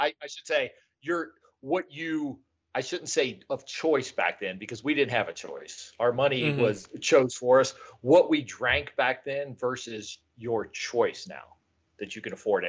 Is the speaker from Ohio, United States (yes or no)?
yes; Cincinnati, Ohio, United States; I grew up in Cincinnati.